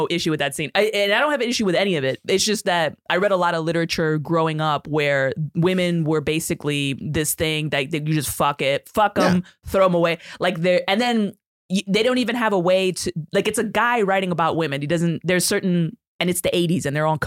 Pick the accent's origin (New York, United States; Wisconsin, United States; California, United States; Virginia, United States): New York, United States; New York City; also born or lived in Puerto Rico or Dominican Republic; I grew up in the Bronx